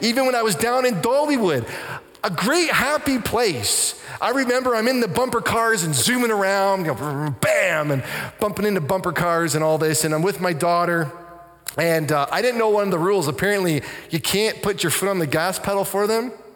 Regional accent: Canada; I'm a pastor. I'm from Canada

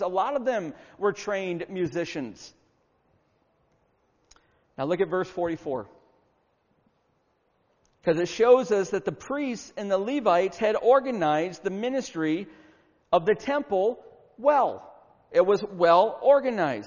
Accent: Syracuse, New York, United States; moved away; also born or lived in Virginia / Marietta, Georgia; I grew up in Syracuse, New York

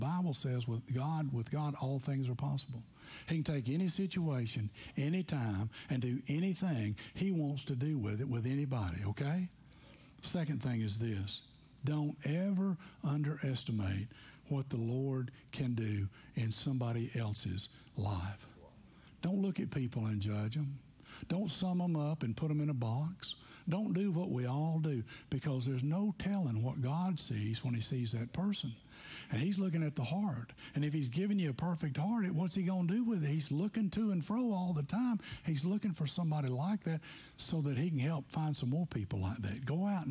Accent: McMinnville, Tennessee, United States; moved away; I'm from McMinnville, Tennessee

